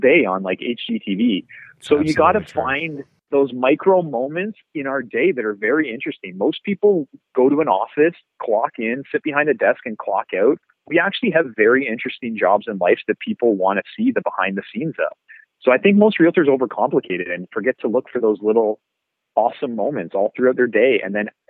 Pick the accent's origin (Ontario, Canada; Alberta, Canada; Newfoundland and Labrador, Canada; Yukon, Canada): Ontario, Canada; Brantford; I had almost a decade in my hometown of being a realtor